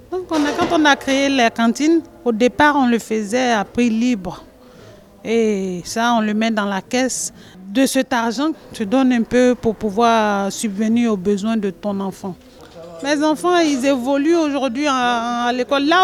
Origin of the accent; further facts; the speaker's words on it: Côte d’Ivoire; moved away as an adult; now in France; Moi je viens de la Côte d'Ivoire. J'ai laissé mes enfants derrière moi. Ils sont en Côte d'Ivoire